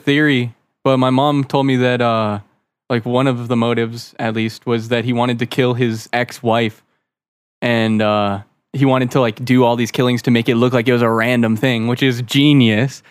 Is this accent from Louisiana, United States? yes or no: no; Florida, United States; born or raised there; also born or lived in Maryland